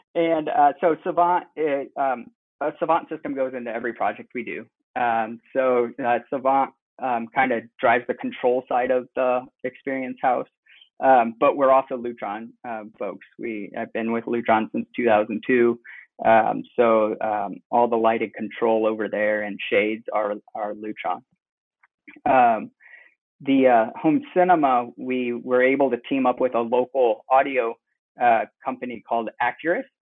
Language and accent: English; Cleveland, Ohio, United States; moved away as an adult; also born or lived in Indiana / Bloomington, Indiana / Michigan / Denver, Colorado; now in Westfield, United States; I was born in Indiana, and then moved over to Cleveland area when I was around seven.